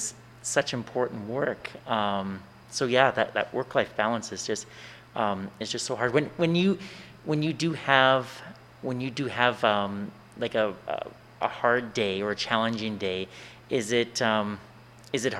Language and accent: English; Swift Current, Saskatchewan, Canada; I was from Swift Current